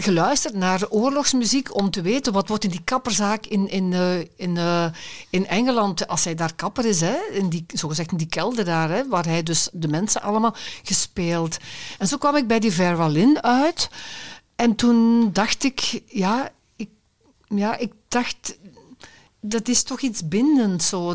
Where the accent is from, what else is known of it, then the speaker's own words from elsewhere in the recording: Limburg, Belgium; now in Brabant, Belgium; ik ben Limburger van aard. Hè, en ik woon al heel lang in Brabant